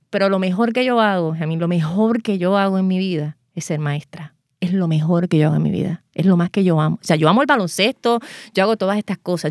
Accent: Puerto Rico; yo soy la primera puertorriqueña

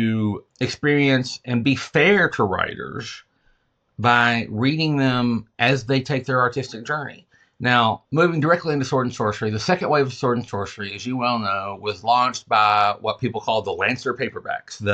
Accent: the American South, United States; I'm a Southerner

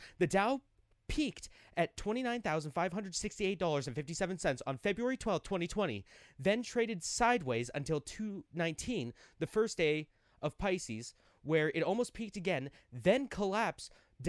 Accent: United States; We're Americans.

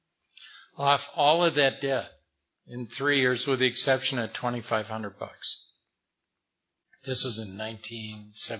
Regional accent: Madison, Wisconsin, United States; I grew up in Wisconsin

